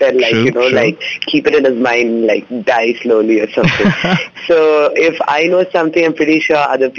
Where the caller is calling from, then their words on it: Bangalore, Karnataka, India; I'm calling from BTM.